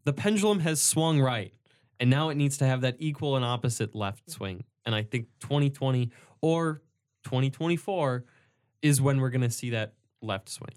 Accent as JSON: {"language": "English", "country": "United States", "said": "what did we do to earn our American citizenship? We got lucky and we were born here"}